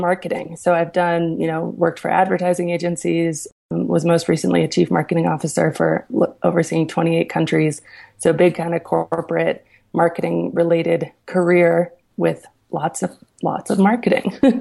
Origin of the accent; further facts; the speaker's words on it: Aspen, Colorado, United States; also born or lived in New York City; So I'm from Aspen, Colorado